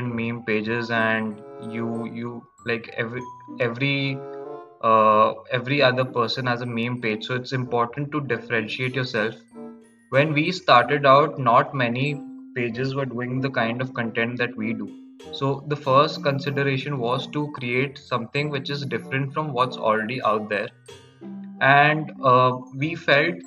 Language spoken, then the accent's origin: English; Kolkata, West Bengal, India; moved away as an adult; also born or lived in Ahmedabad; I was born and brought up in Kolkata